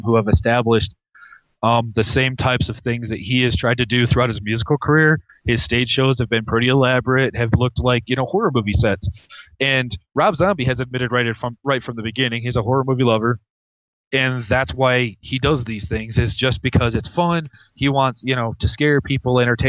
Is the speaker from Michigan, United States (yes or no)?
yes; Michigan, United States; now in New Mexico, United States; being from the great state of Michigan.